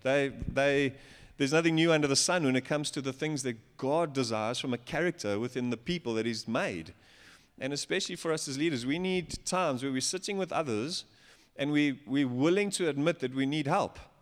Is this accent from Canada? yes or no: no; Johannesburg, Gauteng, South Africa; I'm from Joburg.